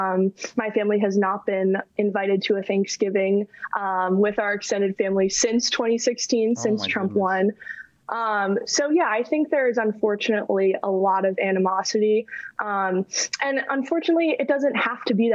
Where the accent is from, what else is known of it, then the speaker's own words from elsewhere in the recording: Chicago, Illinois, United States; now in New York, United States; I'm originally from Chicago and living in New York now.